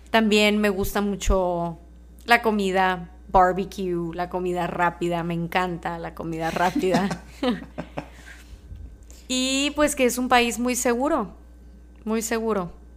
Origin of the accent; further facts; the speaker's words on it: Mexico; yo soy mexicana, nací y crecí en México